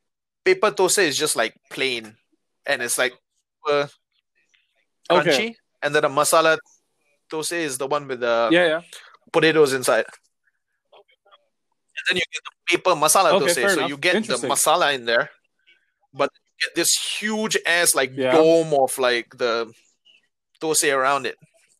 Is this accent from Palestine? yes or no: no; Singapore; But like, even as a Singaporean living here for a while